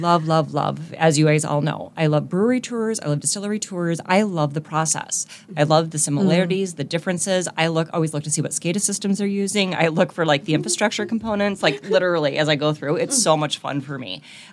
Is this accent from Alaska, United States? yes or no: yes; Alaska, United States; And I'm from Alaska.